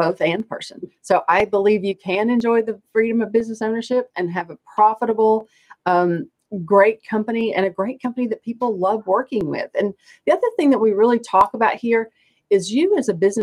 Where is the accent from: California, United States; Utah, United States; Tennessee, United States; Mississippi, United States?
Tennessee, United States; East; now in Raleigh, United States; I grew up in East Tennessee